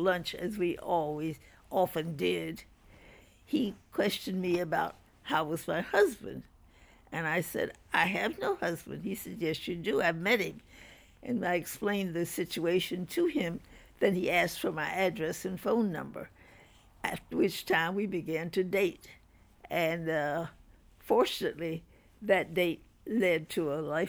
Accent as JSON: {"language": "English", "town": "Jacksonville", "region": "Florida", "country": "United States", "tie": "born or raised there", "also_born_or_lived": "Nashville, Tennessee", "moved": "as an adult", "said": "I grew up in Jacksonville, Florida, in a completely segregated community"}